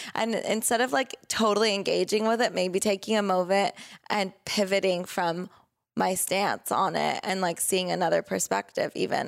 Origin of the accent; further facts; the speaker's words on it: Southern California, United States; also born or lived in Oregon; we grew up here in Southern California